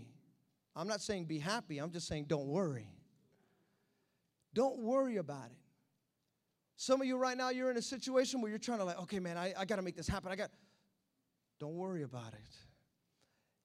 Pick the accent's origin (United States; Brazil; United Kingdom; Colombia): United States; I'm American